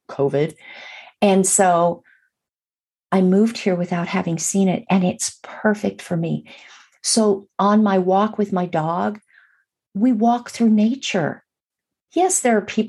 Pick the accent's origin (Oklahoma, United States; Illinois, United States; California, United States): California, United States; Burbank; moved away; also born or lived in Atlanta, Georgia; I grew up in Los Angeles or just outside of Los Angeles in Burbank